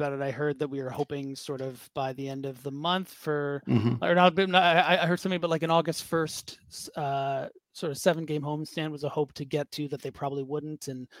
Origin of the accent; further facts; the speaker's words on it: Toronto, Ontario, Canada; moved away as an adult; now in Montreal, Canada; Well, I'm from Toronto. Yeah. But I've lived here the last couple of years.